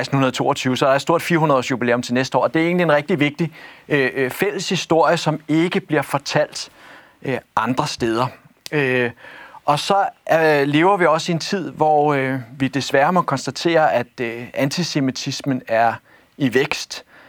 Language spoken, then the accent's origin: Danish; Copenhagen, Capital Region of Denmark, Denmark; jeg er født og opvokset i, i, i København